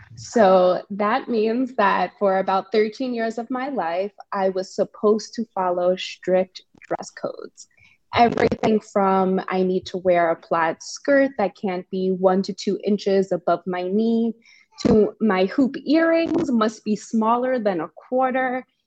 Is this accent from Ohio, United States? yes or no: no; New York City, New York, United States; I'm from the Bronx, New York, a very proud New Yorker, very proud Bronx woman